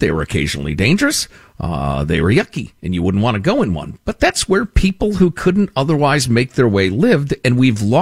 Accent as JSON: {"language": "English", "town": "Chicago", "region": "Illinois", "country": "United States", "tie": "born or raised there", "said": "since I was a kid growing up in Chicagoland"}